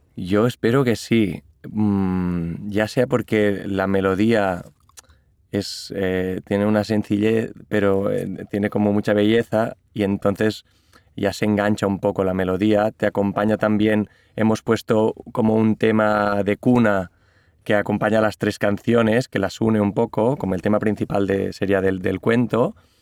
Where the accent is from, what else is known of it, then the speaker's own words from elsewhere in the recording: Catalonia, Spain; first language Catalan; Spanish is a second language; yo las escribí primero en catalán porque es mi lengua materna